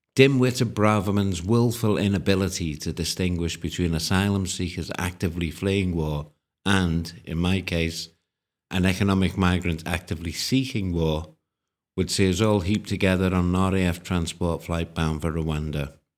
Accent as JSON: {"language": "English", "country": "United Kingdom", "moved": "as an adult", "lives_now": "Ukraine", "said": "being British"}